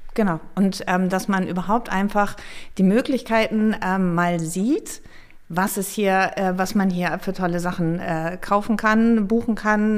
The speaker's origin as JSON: {"language": "German", "town": "Flensburg", "region": "Schleswig-Holstein", "country": "Germany", "tie": "born or raised there", "also_born_or_lived": "Munich / Hamburg", "moved": "as an adult", "lives_now": "North Frisia, Germany", "said": "Gebürtig bin ich sogar aus Nordfriesland"}